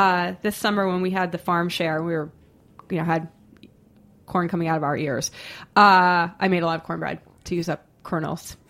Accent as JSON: {"language": "English", "town": "Boston", "region": "Massachusetts", "country": "United States", "said": "I'm from Boston."}